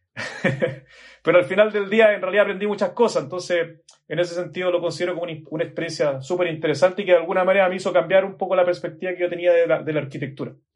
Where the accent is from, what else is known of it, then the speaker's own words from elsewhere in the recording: Chile; accent: Chilean; por el acento seguramente notan que soy de Chile.